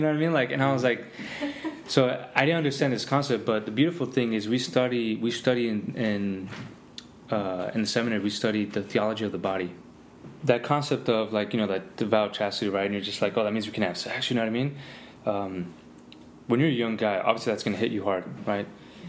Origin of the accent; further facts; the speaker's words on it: Miami, Florida, United States; also born or lived in California; Because, again, I came from Miami, had a lot of experiences out there